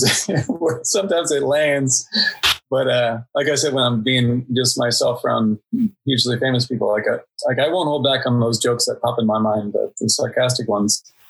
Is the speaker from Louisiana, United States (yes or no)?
no; Indiana, United States; moved away as an adult; also born or lived in Prague, Czech Republic / London, United Kingdom; I'm from Indiana and I worked for 10 years in Czech Republic and Prague and London